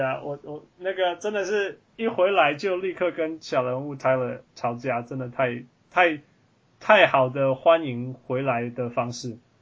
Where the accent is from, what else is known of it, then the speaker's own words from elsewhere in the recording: Taiwan; 我们台湾